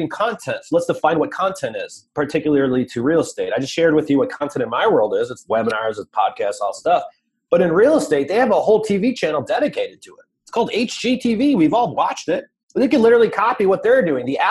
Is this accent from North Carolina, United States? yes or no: no; Chicago, Illinois, United States; we're from Chicago